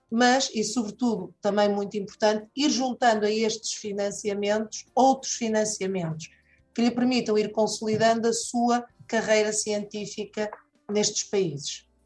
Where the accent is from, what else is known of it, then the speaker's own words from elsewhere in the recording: Angola; tenho 36 anos de idade, é, sou angolano